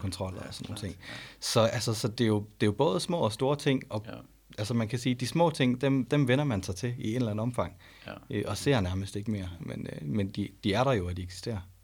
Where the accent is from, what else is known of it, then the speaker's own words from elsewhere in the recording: Denmark; jeg er jo født og opvokset i Danmark